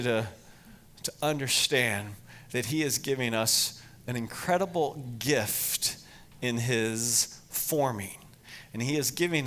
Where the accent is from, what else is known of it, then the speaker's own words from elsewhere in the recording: Lancaster County, Pennsylvania, United States; moved away as an adult; also born or lived in Estes Park, Colorado; grew up in Lancaster County, Pennsylvania